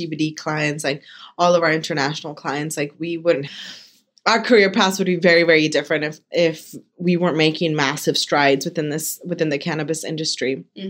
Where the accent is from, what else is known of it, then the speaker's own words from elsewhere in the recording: Eastern Washington, United States; I'm from Eastern Washington